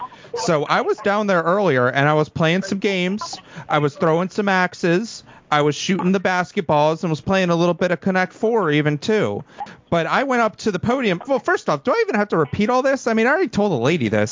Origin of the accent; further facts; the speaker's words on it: the South, United States; maybe it's a thing because I'm from the South and we're known for our iced teas.